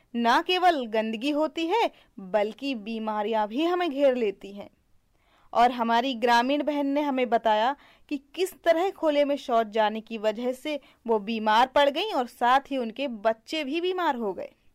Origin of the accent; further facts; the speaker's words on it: Bundelkhand, India; मैं बुंदेलखंड की रहने वाली हूँ